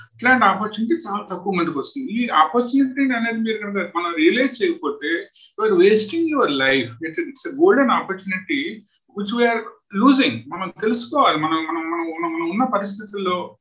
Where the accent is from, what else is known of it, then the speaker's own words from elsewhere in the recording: Khammam district, Telangana, India; moved away as an adult; now in West Bengal, India; మేము పుట్టి పెరిగింది ఖమ్మం జిల్లా